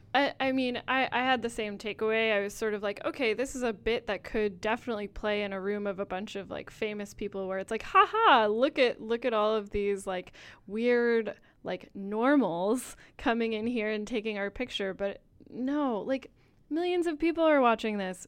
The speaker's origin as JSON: {"language": "English", "region": "Rhode Island", "country": "United States", "said": "I'm from Rhode Island"}